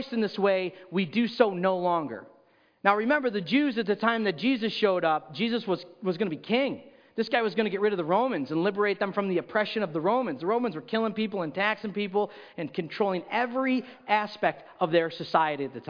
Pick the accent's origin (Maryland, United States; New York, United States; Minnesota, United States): New York, United States; Rochester; moved away; I grew up in Rochester, New York